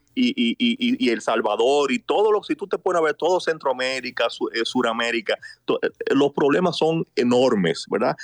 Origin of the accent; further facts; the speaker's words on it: Dominican Republic; nosotros como país, como dominicanos